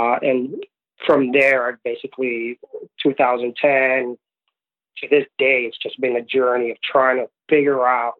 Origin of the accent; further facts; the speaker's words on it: New York City, New York, United States; also born or lived in Puerto Rico / Florida; Moved to the States at a young age, grew up in New York City